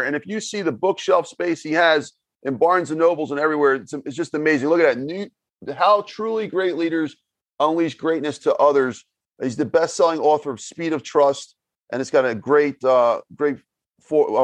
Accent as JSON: {"language": "English", "town": "Philadelphia", "region": "Pennsylvania", "country": "United States", "said": "I'm from Philadelphia, uh, Pennsylvania"}